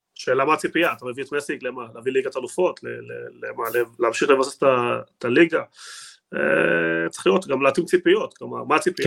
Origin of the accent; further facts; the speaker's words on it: Argentina; אני בתור ארגנטינאי